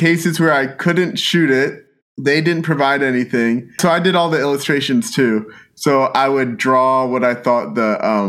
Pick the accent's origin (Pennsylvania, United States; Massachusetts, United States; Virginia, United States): Pennsylvania, United States; born or raised there